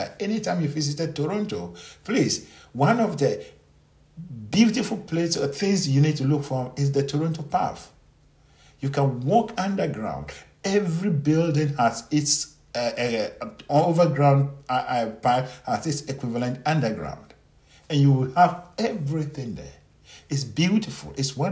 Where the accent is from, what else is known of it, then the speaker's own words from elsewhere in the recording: Ghana; as an African, as a Ghanaian, who was born in a village, raised by poor people, raised by unknown people, grew up in some difficult situation